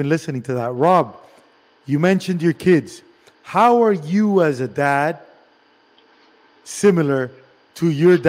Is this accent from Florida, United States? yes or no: yes; Miami, Florida, United States; also born or lived in Cuba; I live in Miami. I'm Cuban from Miami.